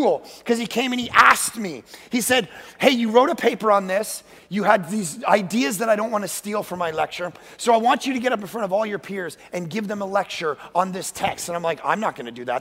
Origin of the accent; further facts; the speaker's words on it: Toronto, Ontario, Canada; moved away as an adult; now in Vancouver, Canada; I was born and raised in Toronto.